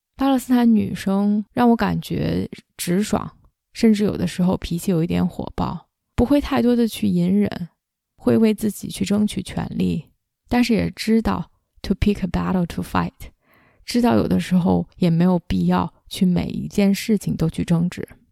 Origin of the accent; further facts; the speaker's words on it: China; now in Canada; 来自加拿大，在北美居住了十几年中国人